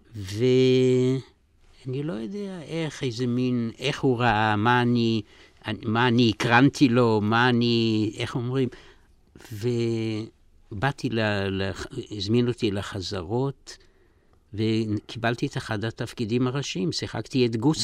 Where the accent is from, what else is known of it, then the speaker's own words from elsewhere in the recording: Zolochiv, Lviv Oblast, Ukraine; moved away; אני נולדתי בפולין, בגליציה, בעיר זלוצ'וב